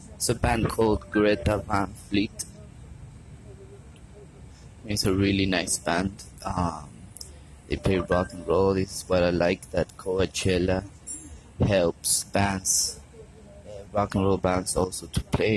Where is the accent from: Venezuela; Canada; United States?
Venezuela; Caracas, Capital District; I'm from Caracas, Venezuela